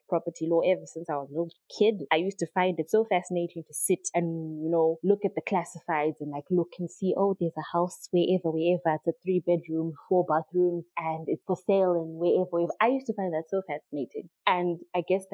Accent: Triangle, Masvingo, Zimbabwe; also born or lived in Harare; I come from a little known plantation called Triangle. It's not even a town. It's a sugar estate, to be very honest with you. It's very small. So I was born there. I was raised there. I lived there until I was 5. Moved from there. Moved to Harare. I was in Harare from when I was 6 up until I was in Form 1. And then we moved back to Triangle.

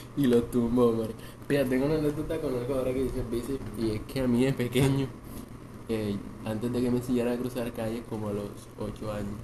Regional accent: Montería, Córdoba, Colombia; De Montería, digan Montería, Colombia

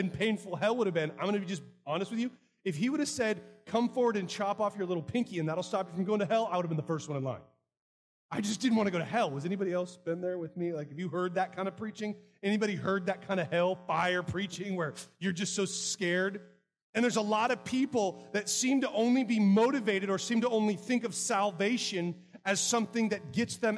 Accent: United States; I'm an American

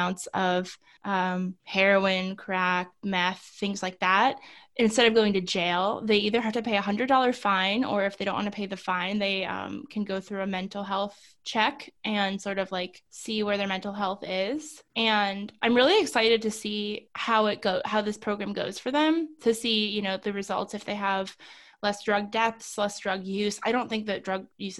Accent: New York, United States; now in Columbus, United States; I'm a New Yorker

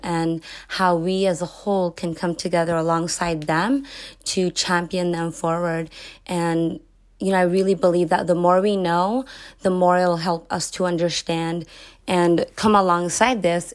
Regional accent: Los Angeles, California, United States; also born or lived in San Francisco / high desert, Southern California; I am born and raised in Los Angeles

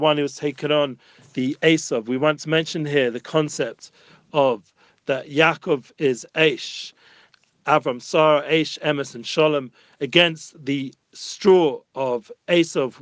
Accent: London, United Kingdom; moved away as an adult; now in Jerusalem, Israel; as a young child growing up in London

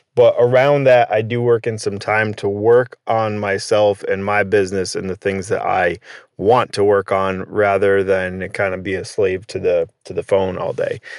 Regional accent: Connecticut, United States; born and raised in Connecticut

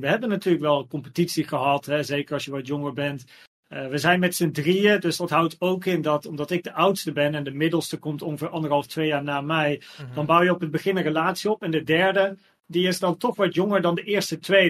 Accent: Naarden, North Holland, Netherlands; also born or lived in Blaricum; ik ben geboren in Blarikum, maar we woonden in Naarden.

